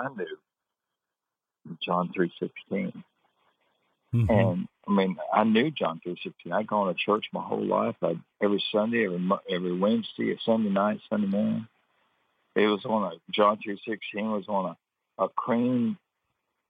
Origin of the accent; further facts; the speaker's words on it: Atlanta, Georgia, United States; also born or lived in Aiken, South Carolina; I'm originally from Aiken, South Carolina. And when I was 8 years old, my family moved to the Atlanta area.